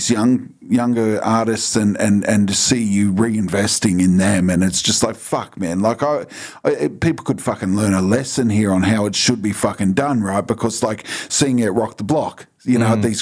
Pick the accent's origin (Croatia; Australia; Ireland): Australia; Bankstown, New South Wales; Yeah, because I'm from Bankstown, like yeah, you know, like constant if you, state of alert.